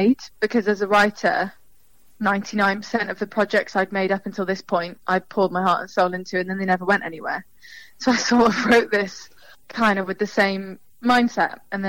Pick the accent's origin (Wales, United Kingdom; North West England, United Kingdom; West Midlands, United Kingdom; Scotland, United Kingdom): Wales, United Kingdom; Cardiff; moved away as an adult; now in London, United Kingdom; I'm from Cardiff. It's not a big place.